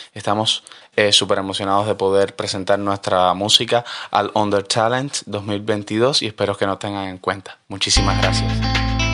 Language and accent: Spanish; Cuba; somos una banda de Cuba y estamos desde Cuba